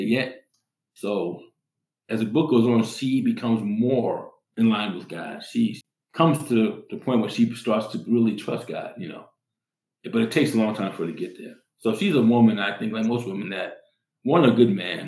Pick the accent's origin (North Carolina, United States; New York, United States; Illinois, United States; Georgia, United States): New York, United States; New York City; now in Colorado, United States; I came from New York City. I grew up in New York City.